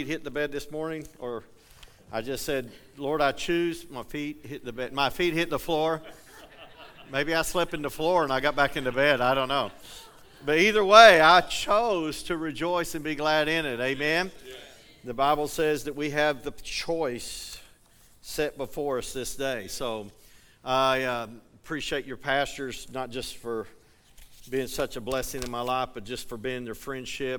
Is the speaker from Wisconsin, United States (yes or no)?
no; eastern Kentucky, United States; now in Colorado, United States; I grew up in eastern Kentucky, but I live in Colorado